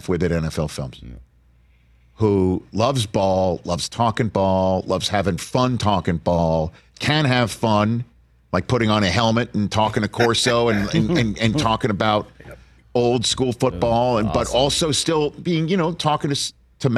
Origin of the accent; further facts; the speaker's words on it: Northeast, United States; I'm from the Northeast.